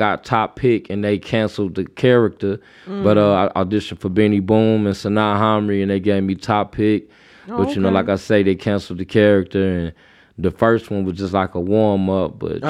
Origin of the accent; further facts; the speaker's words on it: Waukegan, Illinois, United States; also born or lived in North Chicago; I'm from Waukegan, North Chicago.